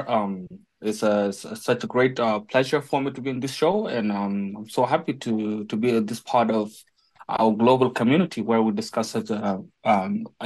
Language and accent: English; South Sudan; I'm from South Sudan.